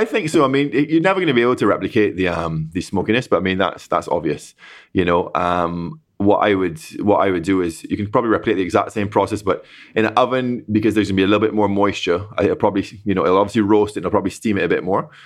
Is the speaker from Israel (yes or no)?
no; Barbados; moved away; I'm from Barbados, you know, born and raised